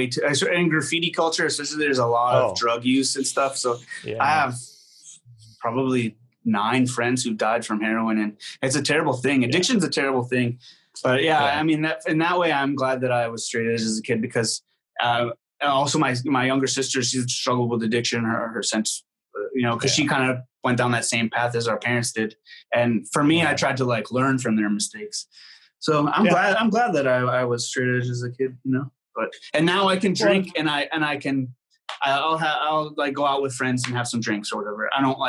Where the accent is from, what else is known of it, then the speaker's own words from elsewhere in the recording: Syracuse, New York, United States; You know, I was growing up in Syracuse, like I got into straight edge hardcore bands and stuff